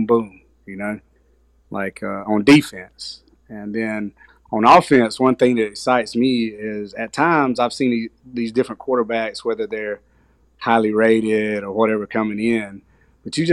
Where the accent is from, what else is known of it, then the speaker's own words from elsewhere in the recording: Southeast Georgia, United States; I grew up in Southeast Georgia.